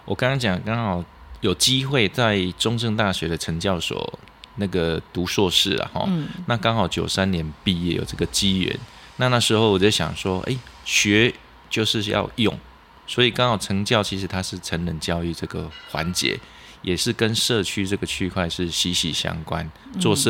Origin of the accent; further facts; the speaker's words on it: Lunbei, Yunlin County, Taiwan; 好，呃，我是云林的的子弟啦，哈，那是仑背乡。那因为我读书在嘉义师院，在民雄。